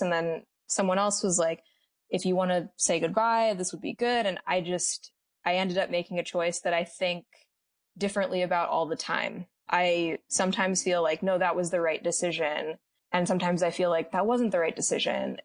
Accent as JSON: {"language": "English", "region": "Midwest", "country": "United States", "tie": "born or raised there", "said": "being Latinx and growing up in the Midwest"}